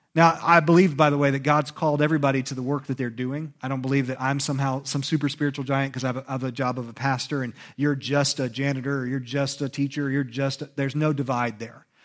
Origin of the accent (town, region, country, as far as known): United States; born or raised there